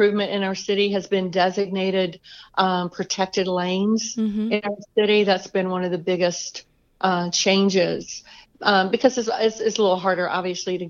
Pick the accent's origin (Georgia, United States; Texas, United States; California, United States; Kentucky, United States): Georgia, United States; Atlanta; also born or lived in Boston area; I am from Atlanta. I actually grew up here with the exception of like 6 years in the Boston area